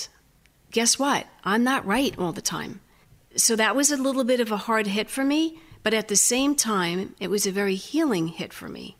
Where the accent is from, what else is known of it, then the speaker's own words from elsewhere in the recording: New York, United States; moved away; I'm from New York